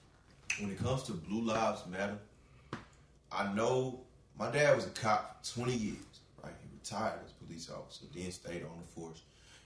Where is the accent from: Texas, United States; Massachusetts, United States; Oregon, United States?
Texas, United States; Houston; I'm from Houston.